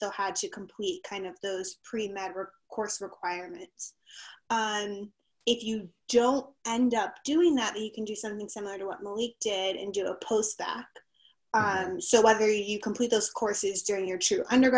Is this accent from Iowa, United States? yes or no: no; Miami, Florida, United States; moved away as an adult; also born or lived in Connecticut; now in North Carolina, United States; I'm from Miami, Florida, born and raised